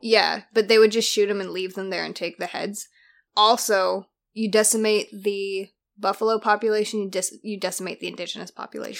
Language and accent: English; Canada; now in Australia; being Canadian and coming to Australia